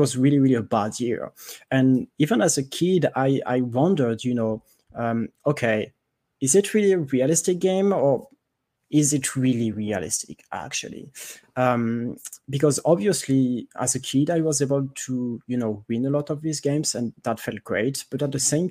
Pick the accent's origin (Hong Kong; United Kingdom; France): France; accent: French; English is a second language; I'm French, if you cannot tell from my accent.